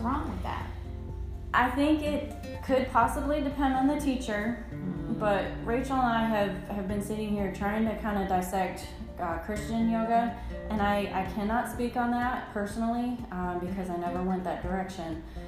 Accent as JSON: {"language": "English", "region": "New York", "country": "United States", "also_born_or_lived": "South Dakota / Florida", "moved": "as an adult", "lives_now": "Tennessee, United States", "said": "I am a New Yorker and in the Deep South"}